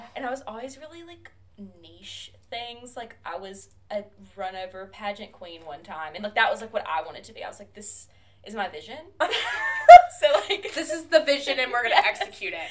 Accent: Demopolis, Alabama, United States; I am a second year grad student from Demopolis, Alabama.

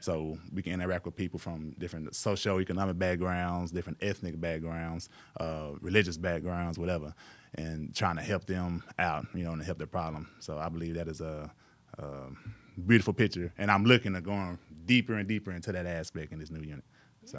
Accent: Mexia, Texas, United States; moved away as an adult; also born or lived in San Marcos, Texas; now in Waco, United States; I grew up in, uh, Mejia, Texas, M E X I A. It's about forty miles east of Waco.

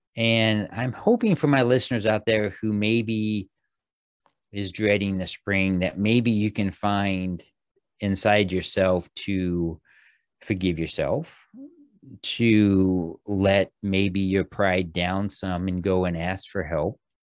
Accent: Missouri, United States; when I was a young kid, growing up in Missouri

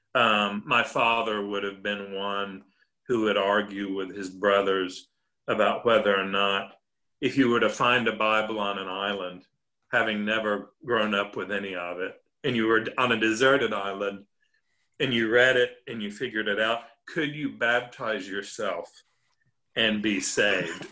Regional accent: Nashville, Tennessee, United States; also born or lived in Northern Ireland / France; I am of Nashville. I mean, I am from Nashville.

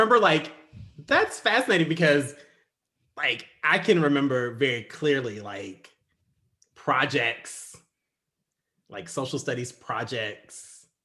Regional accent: United States; even being black in America, I'm still an American

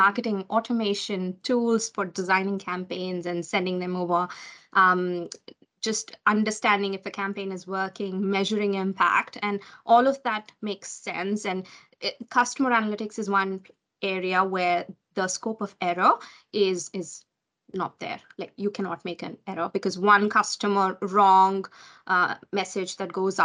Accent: India; now in Auckland, New Zealand; I'm from India, I'm an immigrant here

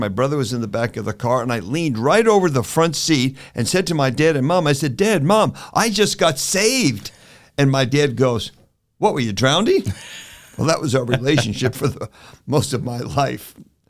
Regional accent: Newark, New Jersey, United States; Well, I was raised in Newark, New Jersey, in Island, New Jersey. I was not raised in a Christian home.

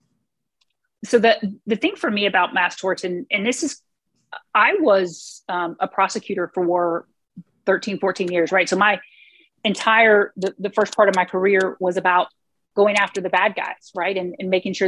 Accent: Clewiston area, Florida, United States; moved away; also born or lived in lower Alabama; growing up down there

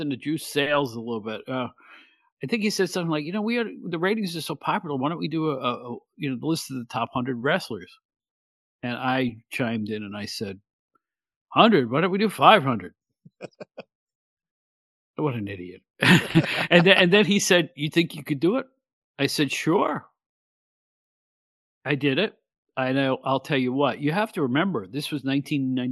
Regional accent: Catskill, New York, United States; born or raised there

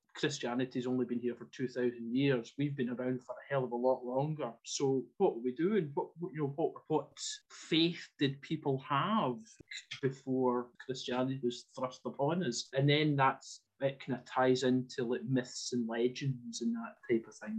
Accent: Ayrshire, Scotland, United Kingdom; moved away as an adult; now in Cumbria, United Kingdom; I was brought up in Ayrshire

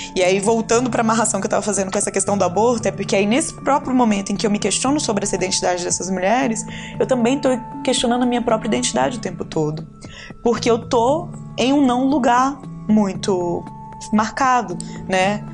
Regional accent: Ceilândia, Federal District, Brazil; eu fui criada na periferia, na Tailândia, né, que eu fico brincando, que é ali na, na divisa de Taguatinga com Ceilândia

